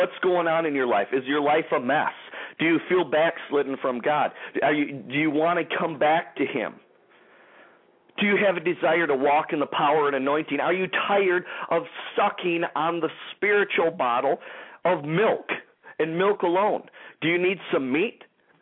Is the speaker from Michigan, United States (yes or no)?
yes; Detroit, Michigan, United States; the Detroit, Michigan area, my hometown